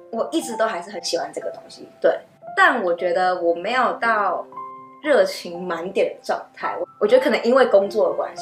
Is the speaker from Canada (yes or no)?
no; Taiwan; 我那一届 Computer Science 里面只有我一个台湾人，女生。